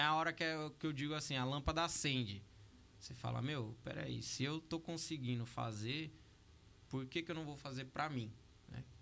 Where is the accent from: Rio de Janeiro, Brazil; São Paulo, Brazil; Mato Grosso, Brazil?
São Paulo, Brazil; Ferraz de Vasconcelos; sou de Ferraz de Vasconcelos